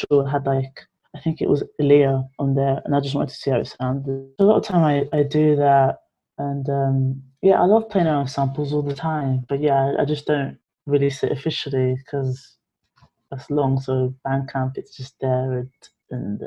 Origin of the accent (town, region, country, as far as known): London, United Kingdom; born or raised there